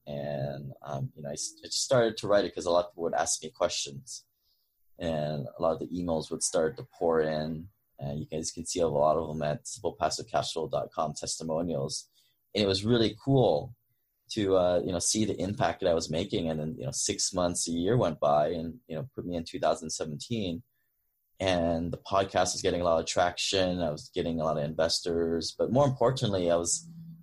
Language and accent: English; Hawaii, United States; moved away as an adult; also born or lived in Seattle; I grew up in Hawaii. 2003, I moved to Seattle for college.